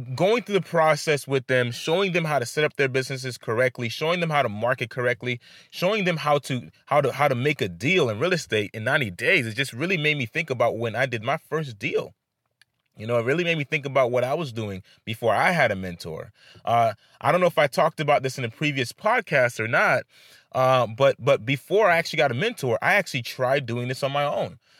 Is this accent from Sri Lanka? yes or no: no; Haiti; I come from Haiti